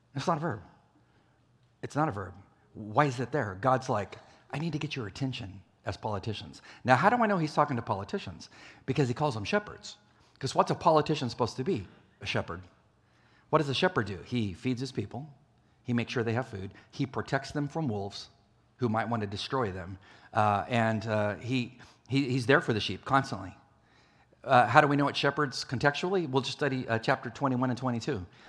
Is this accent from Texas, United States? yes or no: no; California, United States; moved away as an adult; I traveled out to California, my home state